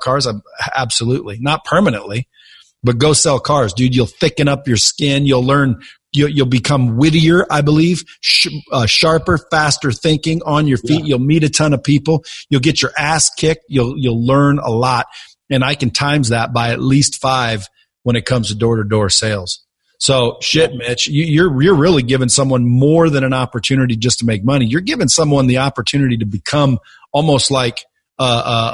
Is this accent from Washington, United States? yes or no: no; Eugene, Oregon, United States; I grew up in Eugene